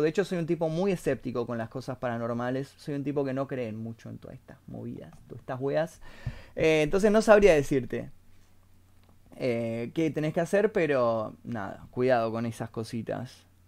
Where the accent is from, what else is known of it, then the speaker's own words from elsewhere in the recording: Temperley, Buenos Aires Province, Argentina; yo nací en Temperley. Barrio San José de Temperley